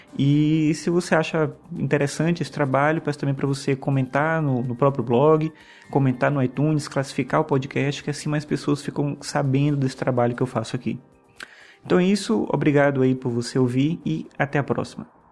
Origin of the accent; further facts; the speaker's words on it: São Luís, Maranhão, Brazil; now in Brasília, Brazil; Hoje eu moro aqui em Brasília, mas eu nasci em São Luís do Maranhão